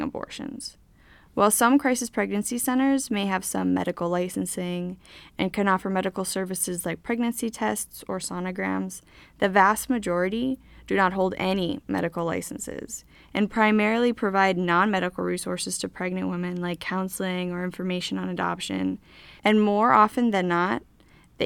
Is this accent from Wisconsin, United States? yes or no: no; Bismarck, North Dakota, United States; I grew up in Bismarck, North Dakota